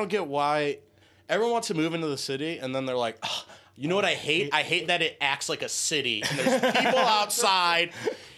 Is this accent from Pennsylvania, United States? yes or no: no; Cleveland, Ohio, United States; I'm from Cleveland.